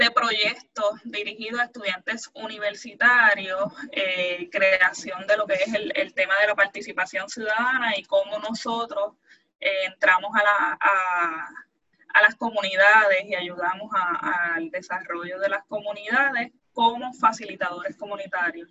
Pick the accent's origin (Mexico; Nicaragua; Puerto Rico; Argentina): Puerto Rico; nosotros como puertorriqueños